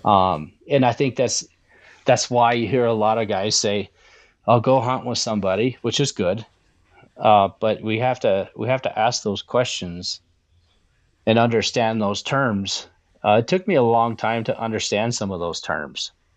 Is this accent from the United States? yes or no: yes; the West, United States; moved away; I'm from the West